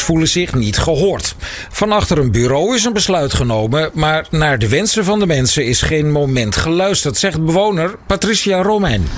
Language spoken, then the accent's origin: Dutch; Rotterdam, South Holland, Netherlands; ik ben Rotterdammer